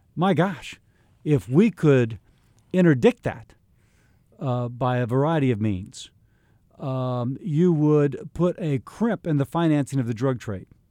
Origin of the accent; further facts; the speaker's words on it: Baton Rouge, Louisiana, United States; also born or lived in Highland Park, Illinois; I was born in Highland Park, Illinois, but we moved when I was less than a year old to Baton Rouge, Louisiana